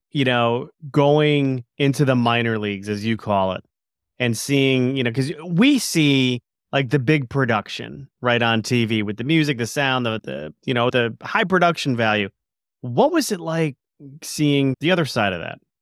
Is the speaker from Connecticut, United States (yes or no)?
yes; Stamford, Connecticut, United States; W W F located in my hometown of Stamford, Connecticut.